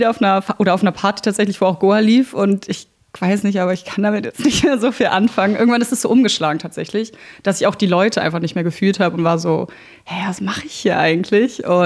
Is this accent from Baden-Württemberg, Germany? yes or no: no; Berlin, Germany; also born or lived in Brandenburg; ich bin in Berlin geboren, das ist richtig, in Tempelhof und dann aber äh, nach Brandenburg gezogen, Rand Berlin, meine Eltern Haus gebaut und ganz süß mit Garten.